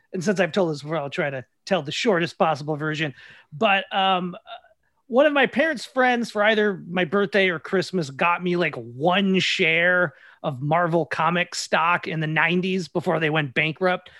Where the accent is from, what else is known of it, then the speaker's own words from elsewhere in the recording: Minnesota, United States; I'm from Minnesota